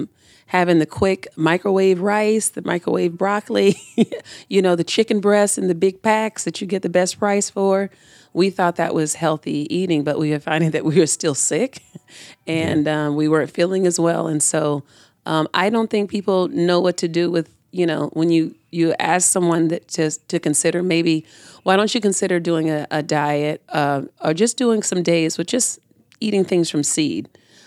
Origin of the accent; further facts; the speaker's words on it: Tampa, Florida, United States; So the urban community in Tampa that I grew up in was in Ybor, around Ybor, Tampa Heights area.